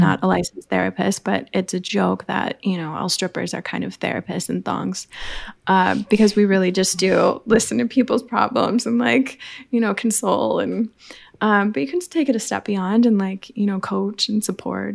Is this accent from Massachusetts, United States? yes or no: no; Madison, Wisconsin, United States; I was born in the Midwest in Madison, Wisconsin. So I am a farm girl of the heartland of the, the Midwest